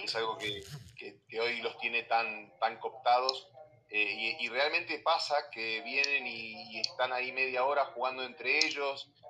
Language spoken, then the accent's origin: Spanish; Argentina; moved away as an adult; now in Mexico; llevo, siete años en México, pero bueno, todavía se me nota que soy, argentino.